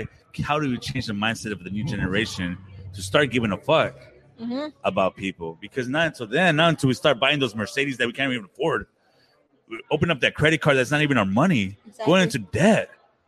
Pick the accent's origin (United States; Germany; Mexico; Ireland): Mexico; Oaxaca; I'm from Oaxaca.